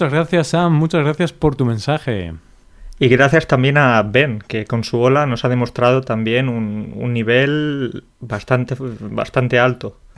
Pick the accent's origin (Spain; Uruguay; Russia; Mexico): Russia; Spanish is a second language; Ah, soy ruso, vivo en Moscú, estoy estudiando español por cinco o seis años.